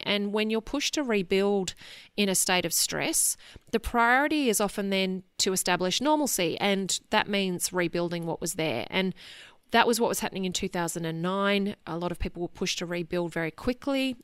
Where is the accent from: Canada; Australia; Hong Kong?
Australia; Sydney, New South Wales; I grew up in Sydney. It's where I went to school and university